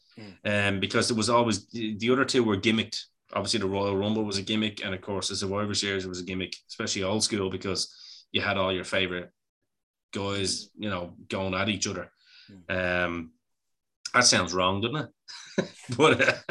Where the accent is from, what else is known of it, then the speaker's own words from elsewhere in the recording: Bray, County Wicklow, Ireland; I'm from Bray. I like the sea. I like the sand, even though it's not much sand in Bray anymore. It's all stones.